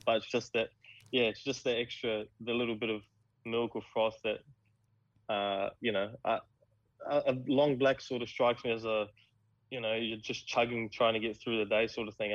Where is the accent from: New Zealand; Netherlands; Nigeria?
New Zealand; now in Australia; as a Kiwi